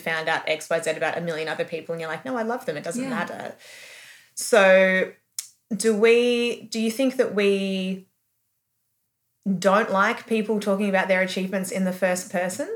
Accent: Melbourne, Victoria, Australia; I grew up in Melbourne

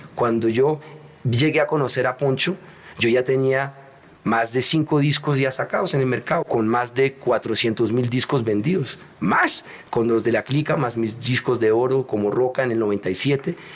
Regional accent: Colombia; moved away as an adult; also born or lived in New York / Europe; me gusta estar en mi tierrita. Yo viví mucho tiempo afuera de Colombia y ya mm, a mí me gusta estar acá

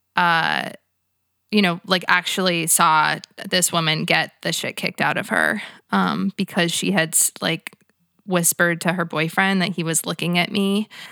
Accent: United States; as an American white girl

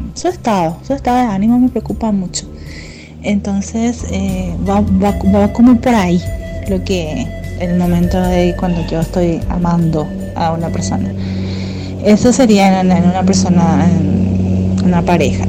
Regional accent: Asunción, Paraguay; soy de Asunción, Paraguay

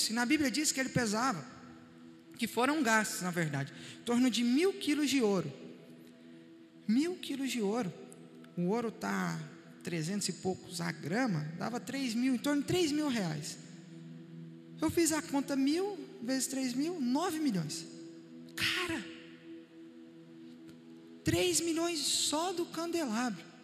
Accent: Minas Gerais, Brazil; Eu vim de Minas, São Miguel é pior?

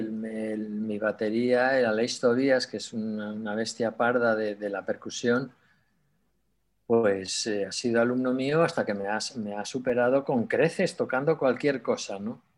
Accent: Sardón de Duero, Castile and León, Spain; moved away; also born or lived in Barcelona; nací además en Sardón

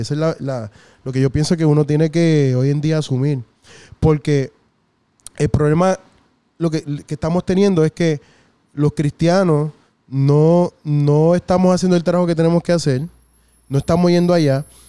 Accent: San Juan, Puerto Rico; yo me crié en Villa Palmera este, hasta los 13 años.

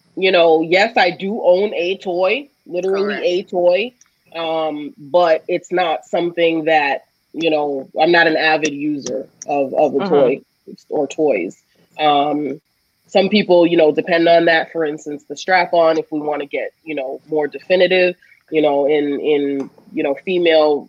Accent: Boston, Massachusetts, United States; I'm originally from Boston

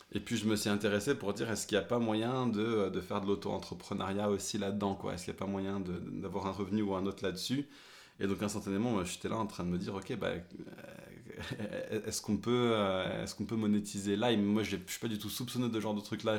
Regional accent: France; French is a second language; mon père et ma mère ont déménagé en France quand j'avais 3 ans. Eux, ils parlaient anglais à la maison, et puis moi, j'ai appris le français forcément à l'école

